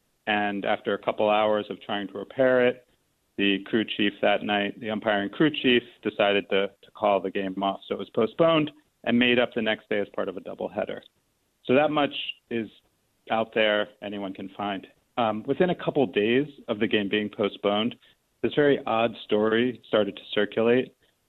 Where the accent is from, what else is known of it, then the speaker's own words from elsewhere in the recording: Baltimore, Maryland, United States; moved away; when he found out I was from Baltimore